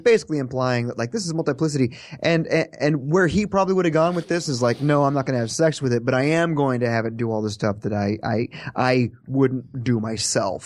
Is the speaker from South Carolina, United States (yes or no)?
no; Kansas, United States; moved away; I'm from Kansas. When, when a tornado siren goes off, we step outside under the porch and look around and say, "Where is it?"